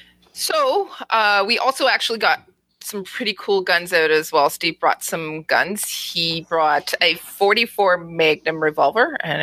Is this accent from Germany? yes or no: yes; Germany; born there; I was born to shoot this pistol because of the fact that, you know, I was born in Germany, right?